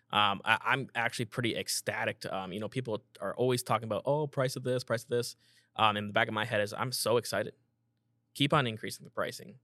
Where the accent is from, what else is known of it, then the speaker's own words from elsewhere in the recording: Iowa, United States; I'm from Iowa